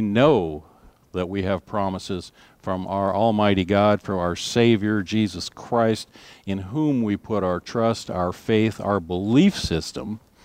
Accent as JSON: {"language": "English", "country": "United States", "said": "our rights as United States citizens"}